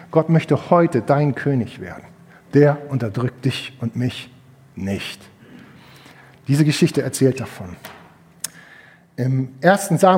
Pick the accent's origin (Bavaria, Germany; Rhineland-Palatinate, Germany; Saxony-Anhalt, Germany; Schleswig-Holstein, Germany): Schleswig-Holstein, Germany; Ich komme aus Hamwade, Geestach, Zwedorf.